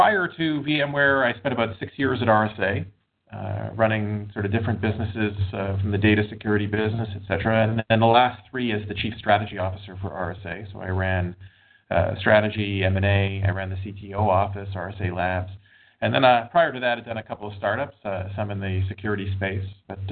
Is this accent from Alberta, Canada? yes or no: no; Montreal, Quebec, Canada; also born or lived in Boston / West Coast; now in United States; I grew up in Montreal, moved to Boston.